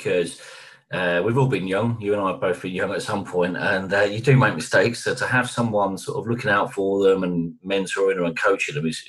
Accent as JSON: {"language": "English", "region": "London", "country": "United Kingdom"}